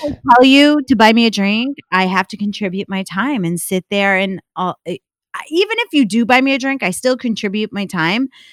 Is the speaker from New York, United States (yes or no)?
yes; upstate New York, United States; I grew up in upstate New York